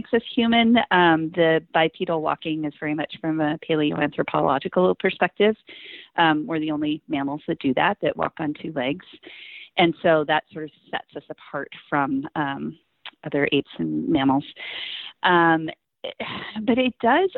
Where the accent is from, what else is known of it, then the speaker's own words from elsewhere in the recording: Montana, United States; moved away; also born or lived in upstate New York; I'm from Montana